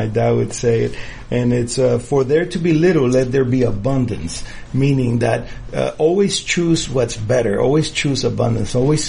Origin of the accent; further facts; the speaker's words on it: United States; I am proud as an American